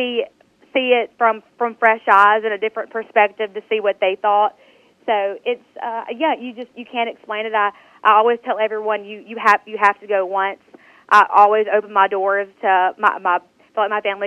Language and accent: English; Philadelphia, Mississippi, United States; moved away as an adult; now in Memphis, United States; I'm originally born and raised in Philadelphia, Mississippi